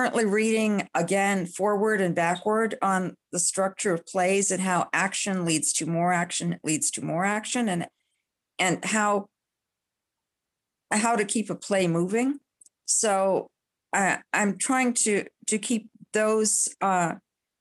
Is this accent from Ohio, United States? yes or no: yes; Columbus, Ohio, United States; I grew up in Columbus